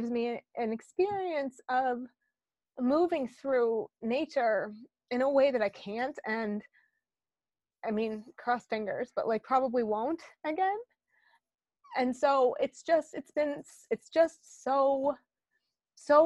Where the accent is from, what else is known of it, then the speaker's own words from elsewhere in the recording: South Dakota, United States; moved away; I grew up in South Dakota